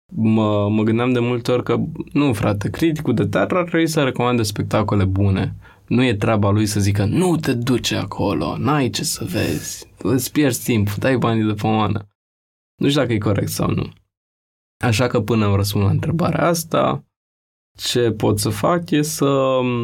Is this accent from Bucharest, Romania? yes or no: yes; Bucharest, Romania; Am crescut în Rahova